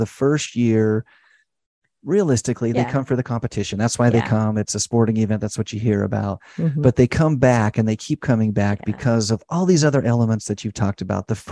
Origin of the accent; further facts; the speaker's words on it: Idaho, United States; now in St. George, United States; I grew up in Idaho